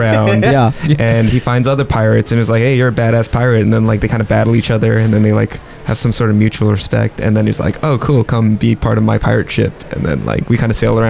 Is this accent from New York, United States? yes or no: yes; New York, United States; we grew up in the East Coast. We're from New York.